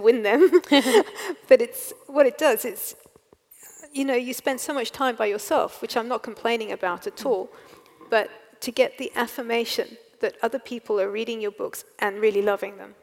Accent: England, United Kingdom; also born or lived in South Africa; now in Wales, United Kingdom; I'm, I'm English. I was born in England, mm. and so well, I say that, but I live in Wales.

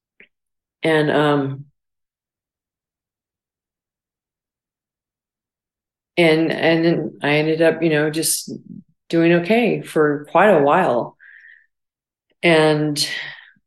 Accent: Barstow, California, United States; moved away as an adult; also born or lived in Illinois; growing up in Barstow, it was, you know, a really small town

